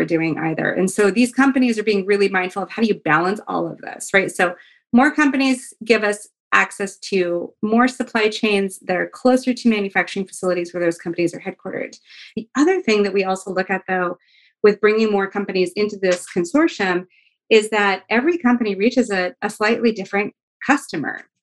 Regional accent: Fairbanks, Alaska, United States; I'm from Alaska. I'm from Fairbanks, Alaska. And I'm a huge, like, hometown hero kind of girl.

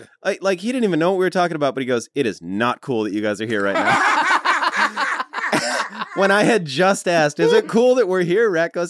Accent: Calabasas, California, United States; We're all from Calabasas.

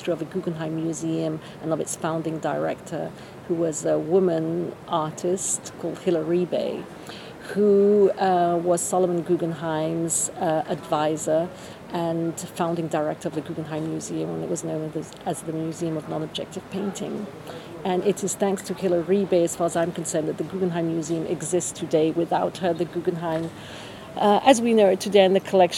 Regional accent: France; moved away as an adult; also born or lived in England / Florence / New York; now in Venice, Italy; So, I grew up in France, finished school in France, university in England.

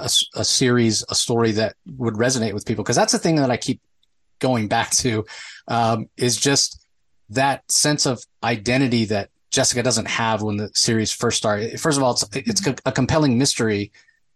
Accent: Tampa, Florida, United States; I grew up in Tampa, so it's not exactly a white Christmas kind of thing

